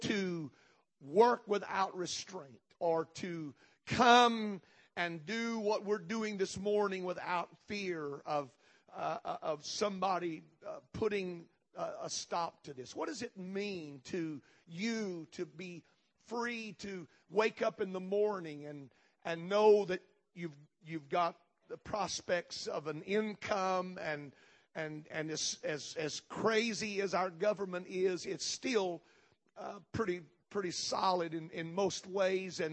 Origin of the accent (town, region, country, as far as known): United States